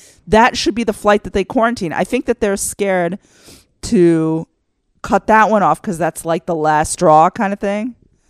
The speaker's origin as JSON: {"language": "English", "area": "Texoma", "region": "Texas", "country": "United States", "moved": "yes", "lives_now": "Israel", "said": "Yes, I'm from Texoma."}